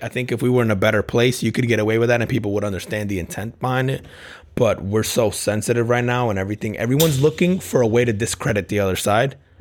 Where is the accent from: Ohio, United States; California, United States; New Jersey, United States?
New Jersey, United States; I grew up in, in Jersey playing ball on playgrounds